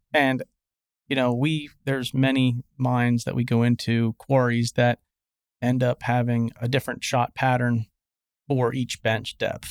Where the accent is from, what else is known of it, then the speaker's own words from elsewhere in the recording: Pennsylvania, United States; moved away as an adult; now in Nashville, United States; I'm a, I'm a guy from Pennsylvania